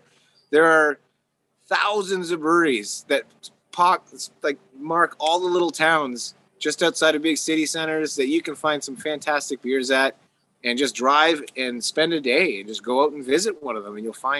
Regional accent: Canada; because we're Canadian

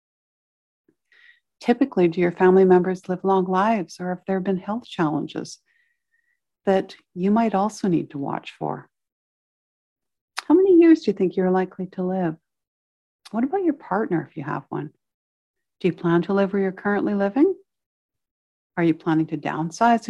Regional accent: Victoria, British Columbia, Canada; I spent several years as a child growing up in Victoria on the slopes of Mount Tolmie

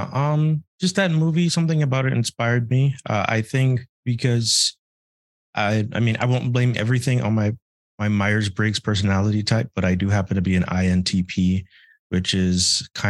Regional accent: Bahamas; moved away as an adult; now in United States; I'm from the Bahamas. I transferred to the US. I didn't know anything. I came here by myself and all that.

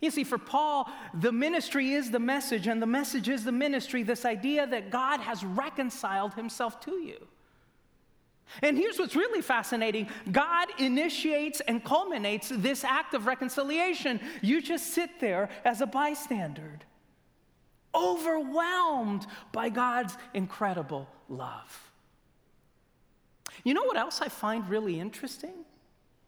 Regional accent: Loma Linda, California, United States; I grew up in Loma Linda

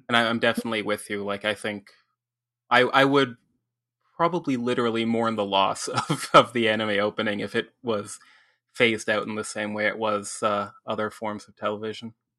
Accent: Ontario, Canada; here in Ontario and, you know, as, as a Canadian

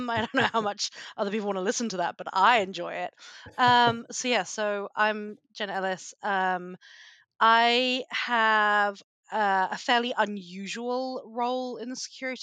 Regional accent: United Kingdom; moved away as an adult; also born or lived in United States; As you can probably tell from my accent, I'm a Brit

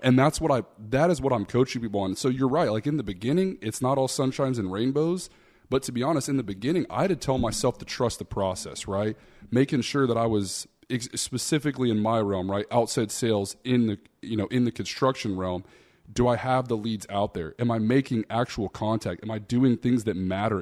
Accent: Austin, Texas, United States; I'm from Austin, Texas, man. I didn't come from much. You know, my dad worked three or four jobs growing up

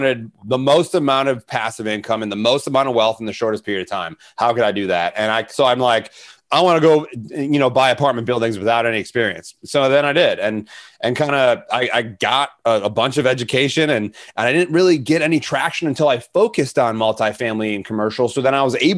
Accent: Arlington Heights, Illinois, United States; moved away; Arlington Heights is my hometown

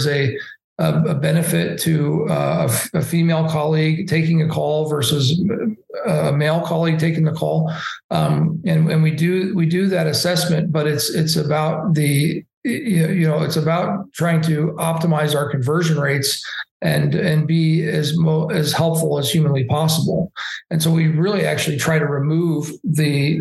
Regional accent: Indianapolis, Indiana, United States; I'm from Indianapolis and we have the Indy 500

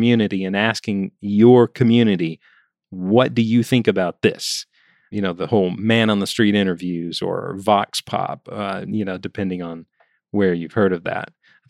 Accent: Alabama, United States; And I remember in one town that I grew up in Alabama, there was something called Mule Day.

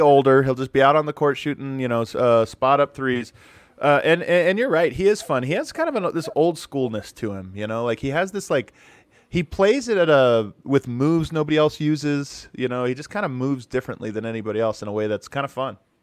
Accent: Denver, Colorado, United States; I'm from Denver

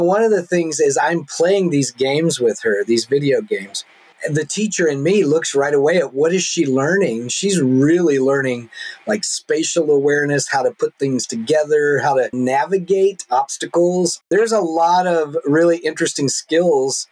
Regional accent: the Bible Belt in the South, United States; now in Seattle, United States; where I grew up in the Bible Belt in the South

